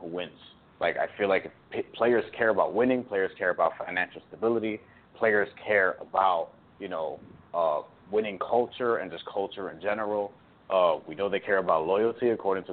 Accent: New York, United States; I'm just a New Yorker

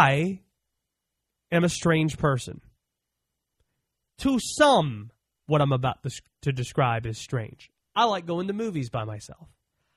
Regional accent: Baltimore, Maryland, United States; the city I was born in Baltimore

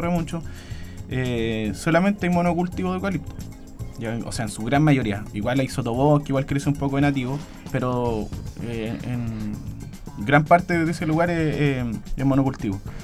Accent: Hualpén, Biobío, Chile; somos toda gente de Hualpén, vecinos, vecinas

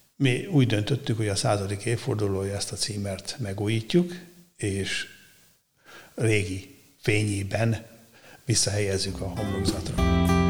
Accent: Szeged, Csongrád-Csanád, Hungary; moved away as an adult; also born or lived in Székesfehérvár; Szegedi gyerek révén, ugye Tisza mellett nőttem fel

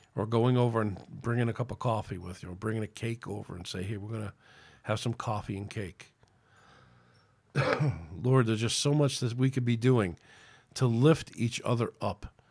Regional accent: United States; It's my right as an American

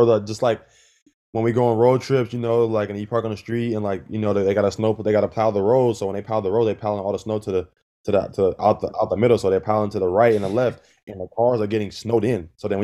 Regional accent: California, United States; we're from California, we're from the Bay. I don't think 90% of us has ever even been to the snow before.

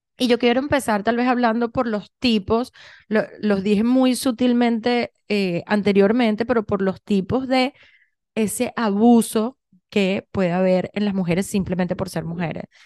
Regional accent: Venezuela; moved away; yo vengo de Venezuela

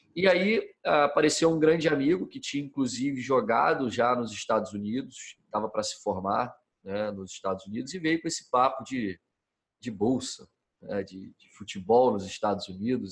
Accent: Rio de Janeiro, Brazil; moved away as an adult; also born or lived in San Diego, California; como todo menino, como todo jovem que nasce no Brasil e é criado aqui, é, nasci no Rio de Janeiro

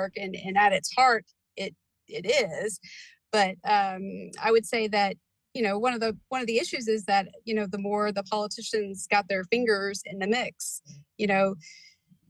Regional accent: Indiana, United States; also born or lived in Brownsburg, Indiana / Floyds Knobs, Indiana; now in Corydon, United States; I was born in Indianapolis, and so I'm Hoosier through and through. Gradually, my family, you know, migrated to Brownsburg, and then we moved down here to Floyd's Knobs

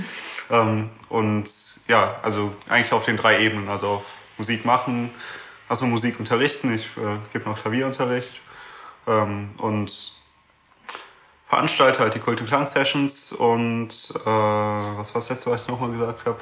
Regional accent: Düsseldorf, North Rhine-Westphalia, Germany; ich komme aus Düsseldorf

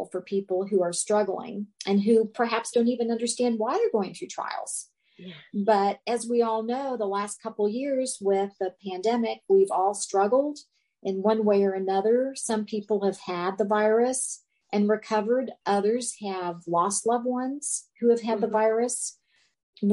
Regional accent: Cincinnati, Ohio, United States; moved away as an adult; also born or lived in Tucson, Arizona; I was from Cincinnati, and I would go far away to the University of Arizona in Tucson

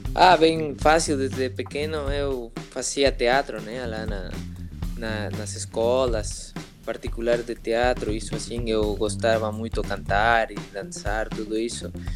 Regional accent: Mexico City, Mexico; Portuguese is a second language; now in Cancún, Mexico; eu sou da Cidade do México, nasci na Cidade do México, eu moro em Cancún há uns 16 anos

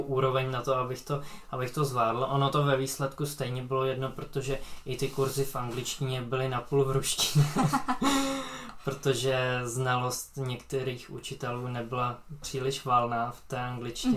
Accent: Czechia; jako jediný Čech tam

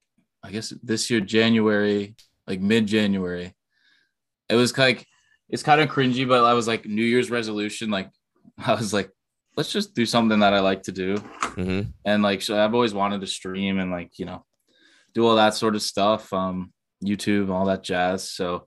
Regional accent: New Jersey, United States; Jersey, East

